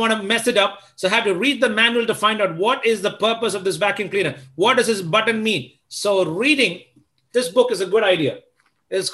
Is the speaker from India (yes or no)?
yes; Delhi, India